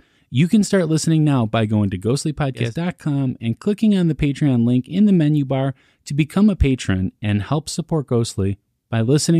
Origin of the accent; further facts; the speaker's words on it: Chicago, Illinois, United States; I'm a Southside Chicago boy